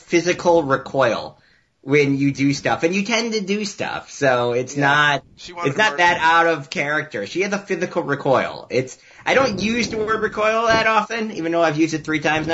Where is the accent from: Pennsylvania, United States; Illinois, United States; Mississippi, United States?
Illinois, United States; Chicago; accent: Chicago; moved away as an adult; now in Seattle, United States; I haven't been in Chicago since I was 18